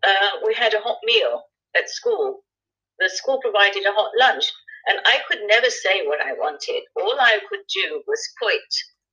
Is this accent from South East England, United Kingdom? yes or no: no; Birmingham, West Midlands, United Kingdom; English is a second language; also born or lived in Egypt; We were taken in by the authorities, by the Jewish authorities in Birmingham eventually. And there we went into like the Park Road community where we grew up, and we had a very lovely childhood.